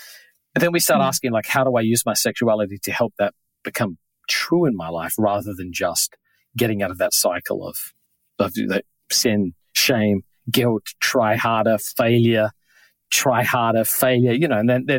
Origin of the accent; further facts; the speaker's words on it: New York, United States; particularly growing up in New York